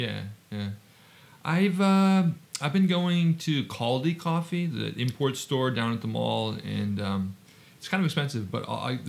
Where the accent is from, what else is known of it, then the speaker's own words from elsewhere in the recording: Oregon, United States; now in Nagano, Japan; I grew up in Oregon where there's no humidity in the summertime.